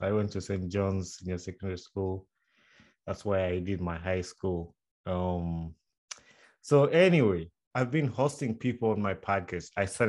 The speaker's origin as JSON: {"language": "English", "town": "Wakiso", "region": "Central Region", "country": "Uganda", "tie": "born or raised there", "said": "when I was growing up in Sunday"}